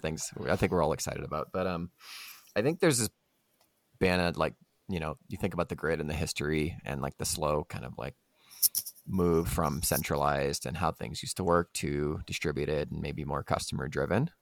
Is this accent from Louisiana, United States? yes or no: yes; Louisiana, United States; I'm from Louisiana. I've spent a lot of time in the South